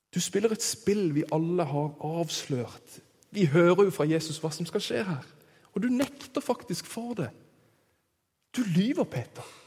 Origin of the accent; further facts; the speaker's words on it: Kristiansand, Agder, Norway; moved away; der jeg kommer fra. i Kristiansand